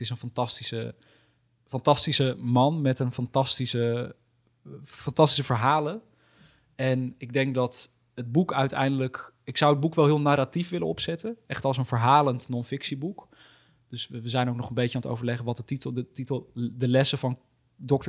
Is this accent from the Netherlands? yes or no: yes; Almere, Flevoland, Netherlands; niet geboren, maar wel opgegroeid